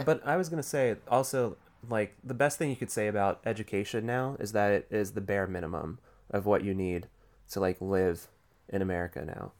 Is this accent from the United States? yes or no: yes; Rust Belt, United States; I grew up in the Rust Belt